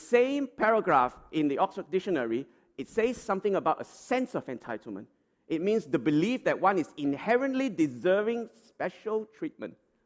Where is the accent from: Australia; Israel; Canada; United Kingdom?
Australia; as Australian citizens